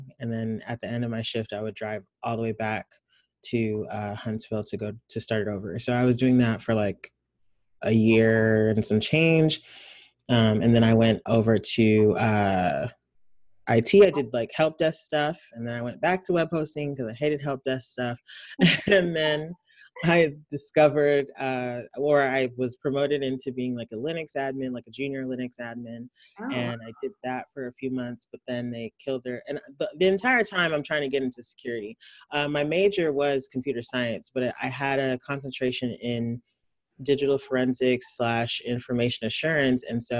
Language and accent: English; Nigeria; I'm Nigerian. I went to boarding school for middle school, and everybody there skipped sixth grade.